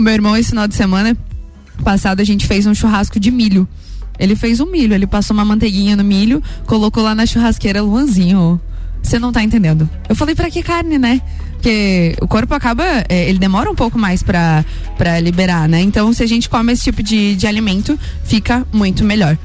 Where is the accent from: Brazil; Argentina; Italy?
Brazil; São Joaquim, Santa Catarina; lá de São Joaquim, da minha terra é, querida, onde eu nasci